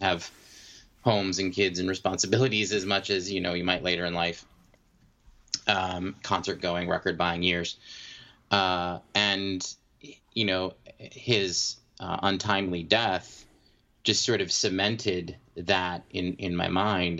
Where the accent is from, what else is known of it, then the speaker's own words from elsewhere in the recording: Maine, United States; I'm from Maine.